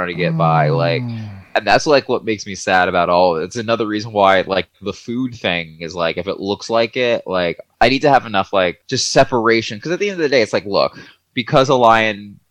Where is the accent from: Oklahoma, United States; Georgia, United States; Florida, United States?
Georgia, United States; I'm from the South. I'm from Georgia